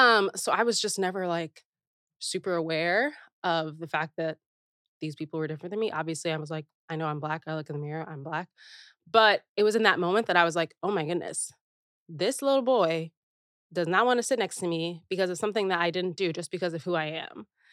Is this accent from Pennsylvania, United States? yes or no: no; Naperville, Illinois, United States; I was born in Chicago area